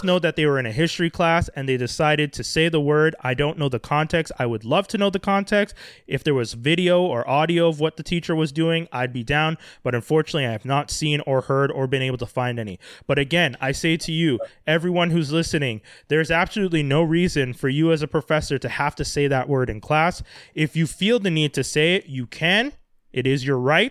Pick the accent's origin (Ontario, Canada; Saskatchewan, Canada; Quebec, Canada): Quebec, Canada; as a Canadian who was born here in Quebec